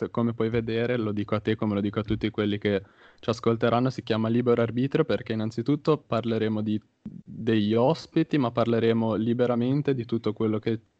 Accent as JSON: {"language": "Italian", "town": "Genoa", "region": "Liguria", "country": "Italy", "said": "io mi trovo per caso a Firenze perché io sono di Genova"}